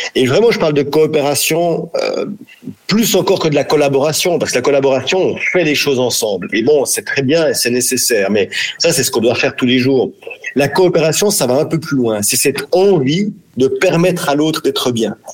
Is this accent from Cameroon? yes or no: no; France; chez nous, en France, en Europe